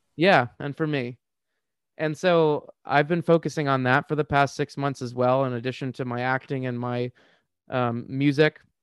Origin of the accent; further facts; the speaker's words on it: Washington, District of Columbia, United States; I grew up in the D C area